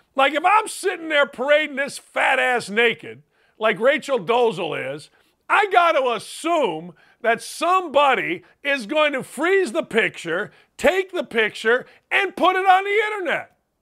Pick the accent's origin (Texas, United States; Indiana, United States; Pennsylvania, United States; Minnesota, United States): Indiana, United States; Gary; I grew up in Gary, Indiana, which is, you know, a melting pot.